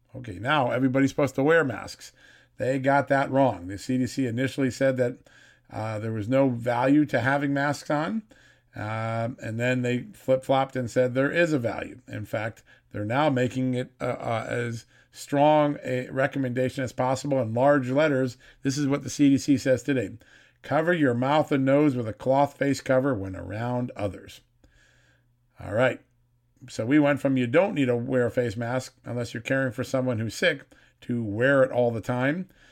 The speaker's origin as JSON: {"language": "English", "country": "United States", "tie": "born or raised there", "said": "my hometown area, New York City, Connecticut"}